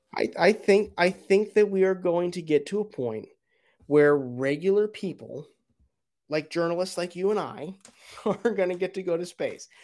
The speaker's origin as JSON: {"language": "English", "area": "Broward County", "region": "Florida", "country": "United States", "tie": "born or raised there", "said": "I grew up in Broward County, down there with you"}